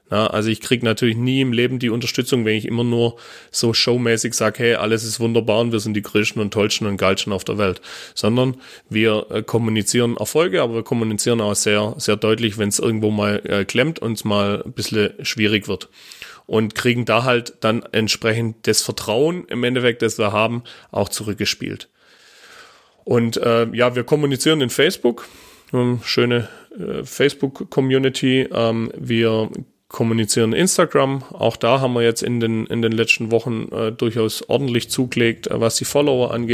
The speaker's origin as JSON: {"language": "German", "region": "Baden-Württemberg", "country": "Germany", "said": "also als Schwabe äh, tut man sich einfach mit, äh, äh ja, mit dem Hochdeutsch einfach schwer"}